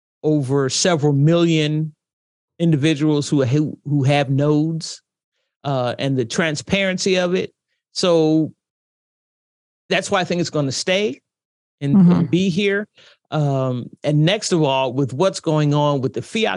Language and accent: English; United States; As an American